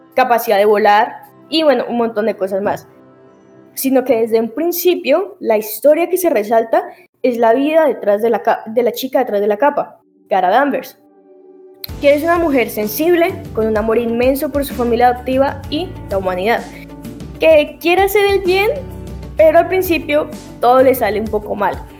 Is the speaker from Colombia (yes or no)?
yes; Colombia; soy colombiana, pero se me pega lo mexicano